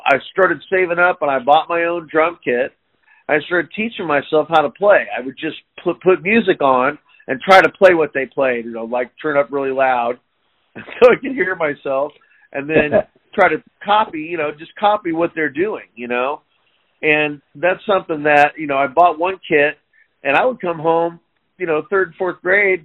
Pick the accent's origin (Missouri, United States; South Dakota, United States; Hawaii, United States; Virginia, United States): Missouri, United States; Liberty; I'm from Liberty and grew up in Liberty. Still here, actually.